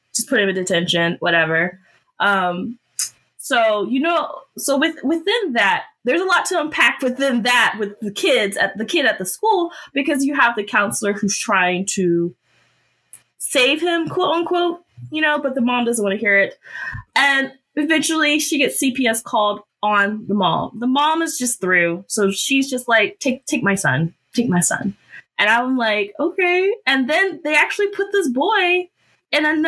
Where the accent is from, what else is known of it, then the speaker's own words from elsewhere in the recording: Georgia, United States; I was born and bred in Georgia